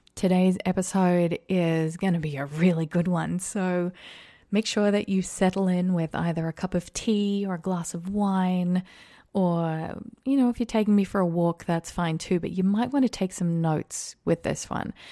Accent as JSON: {"language": "English", "country": "Australia", "tie": "born or raised there", "moved": "as an adult", "lives_now": "United States", "said": "I grew up in Australia"}